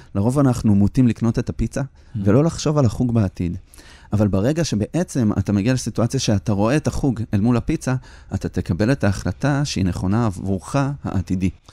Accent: Petah Tikva, Central District, Israel; שגדלנו בדאונטאון פתח תקווה של שנות ה-80

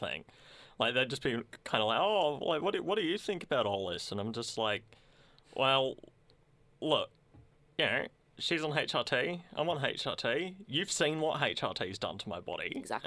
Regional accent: Sunbury, Victoria, Australia; I grew up in Sunbury

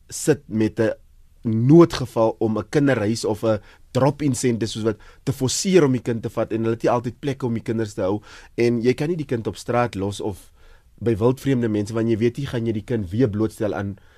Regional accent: South Africa; ons as Suid-Afrikaners

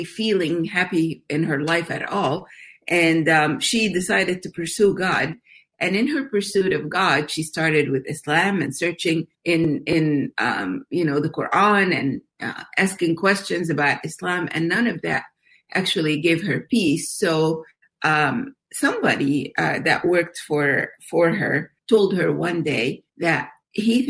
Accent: Egypt; I grew up in Egypt as in a Muslim family

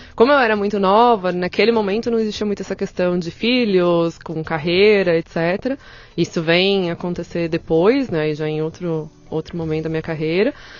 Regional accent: São Paulo, Brazil; eu tenho 37 anos, e eu sou de São Paulo

